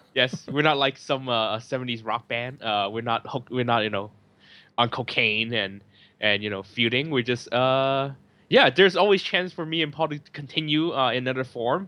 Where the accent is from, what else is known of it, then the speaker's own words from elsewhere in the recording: San Francisco, California, United States; now in Hong Kong; I'm from San Francisco